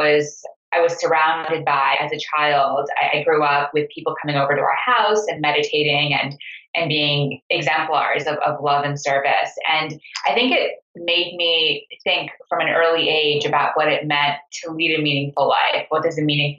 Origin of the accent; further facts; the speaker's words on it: Montreal, Quebec, Canada; I grew up in Montreal in a Sufi meeting house that my parents administered.